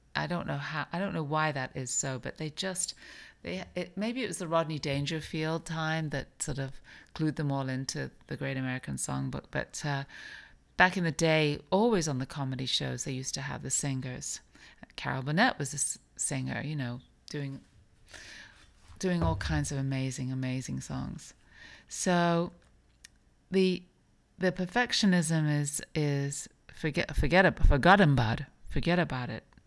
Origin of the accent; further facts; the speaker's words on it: England, United Kingdom; also born or lived in New York; now in Palm Beach, United States; I grew up in England.